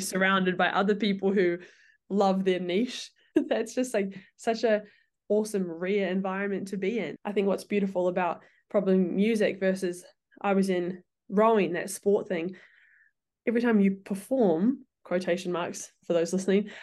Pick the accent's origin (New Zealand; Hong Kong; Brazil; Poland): New Zealand; moved away; we're from New Zealand